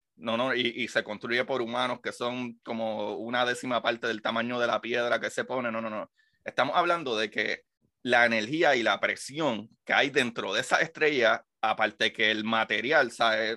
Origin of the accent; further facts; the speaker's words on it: Puerto Rico; yo soy el único puertorriqueño que está haciendo podcast de ciencia